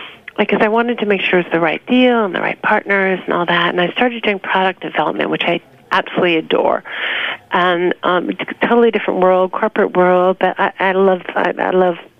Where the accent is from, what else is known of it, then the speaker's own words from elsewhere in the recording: New York City, New York, United States; also born or lived in Long Island; I was born and raised in New York.